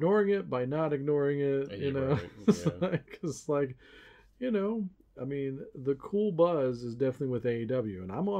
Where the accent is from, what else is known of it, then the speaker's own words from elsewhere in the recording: United States; As an American